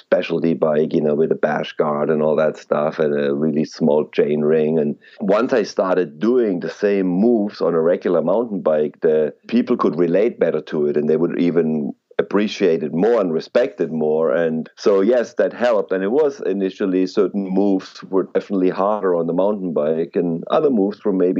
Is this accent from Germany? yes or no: yes; Germany; now in Los Angeles, United States; We had a motorcycle trials club in my hometown in Germany, where I grew up